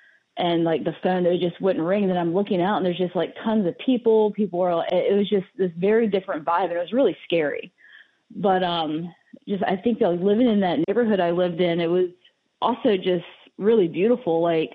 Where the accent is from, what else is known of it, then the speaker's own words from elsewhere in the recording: Powhatan, Virginia, United States; also born or lived in New York City; now in Richmond, United States; I grew up in Powhatan, like, right at the line by James River High School.